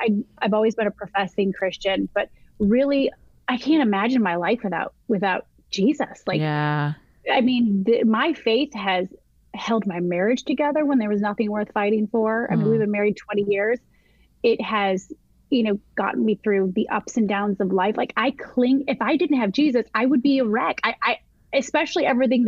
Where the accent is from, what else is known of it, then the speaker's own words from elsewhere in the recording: Michigan, United States; moved away as an adult; now in South Carolina, United States; I'm born and raised in Michigan.